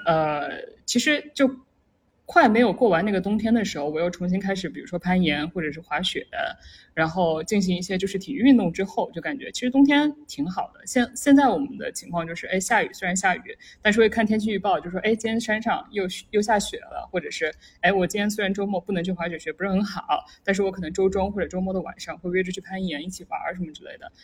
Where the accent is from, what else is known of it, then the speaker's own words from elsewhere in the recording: Jiangsu-Zhejiang-Shanghai area, China; moved away as an adult; also born or lived in Pittsburgh, United States / Silicon Valley, United States; now in Seattle, United States; 我一个从那个江浙沪过来的小孩儿